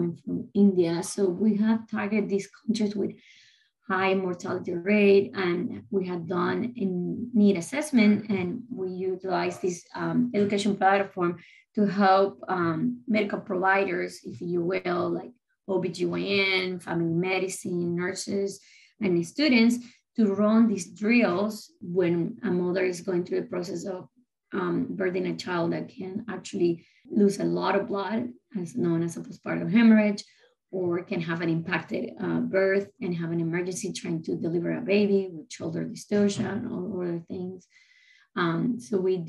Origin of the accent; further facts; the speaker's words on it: Caracas, Capital District, Venezuela; English is a second language; moved away as an adult; now in United States; I'm originally from Caracas, Venezuela. I did my medical school there. So, and then I came to the States late 90s.